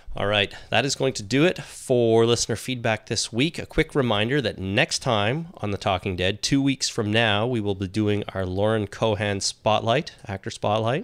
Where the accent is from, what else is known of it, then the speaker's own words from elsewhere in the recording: Canada; accent: Canadian; our blatant Canadian accents